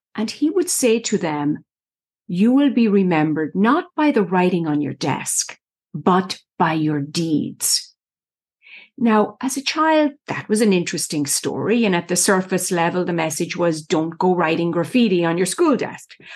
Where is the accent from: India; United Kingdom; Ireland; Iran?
Ireland; moved away as an adult; now in United States; I was born and raised in Ireland, went to college there. The eldest of six children grew up in the middle of the country on a farm, dairy farm.